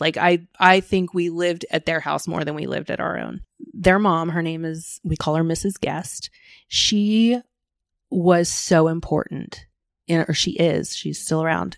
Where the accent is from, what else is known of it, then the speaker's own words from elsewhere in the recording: Plano, Texas, United States; also born or lived in Rockwall, Texas; I grew up in Plano, but I was living in the Rockwall area at the time